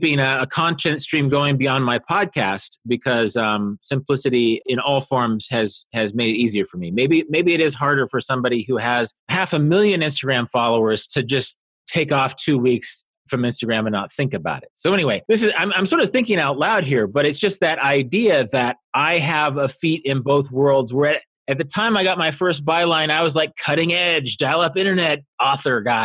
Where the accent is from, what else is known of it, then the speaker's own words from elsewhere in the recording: Kansas, United States; moved away as an adult; also born or lived in Korea; I was a kid from Kansas living in Korea